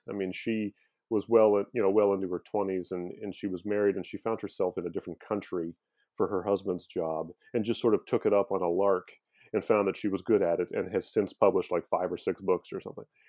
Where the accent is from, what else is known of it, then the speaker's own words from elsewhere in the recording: Omaha, Nebraska, United States; moved away as an adult; now in Baltimore, United States; I grew up in the Midwest. I'm from Omaha, Nebraska